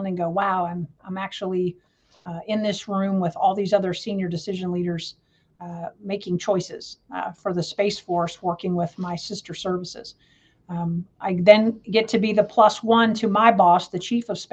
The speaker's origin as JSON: {"language": "English", "town": "Jacksonville", "region": "Florida", "country": "United States", "tie": "born or raised there", "also_born_or_lived": "Louisville, Kentucky", "said": "I am a Space Coast baby, which means I grew up in Florida. I was born in Louisville, Kentucky, but my parents, due to my mom's job, we moved to Jacksonville, Florida when I was in the sixth grade"}